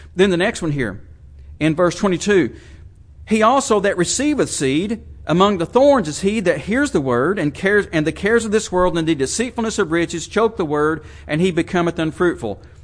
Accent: United States

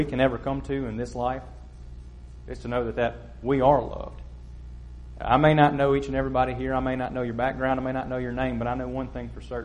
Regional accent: Kosciusko, Mississippi, United States; I'm from Kosciuszko, Mississippi

